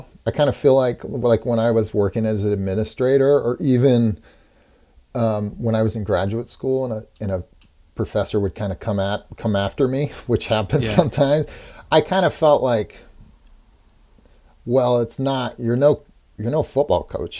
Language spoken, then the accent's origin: English; Pacific Northwest, United States; I think I kind of idealized growing up in the Pacific Northwest.